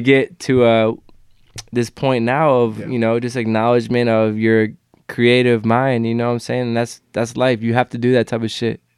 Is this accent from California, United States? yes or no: no; Cleveland, Ohio, United States; I'm a kid from Cleveland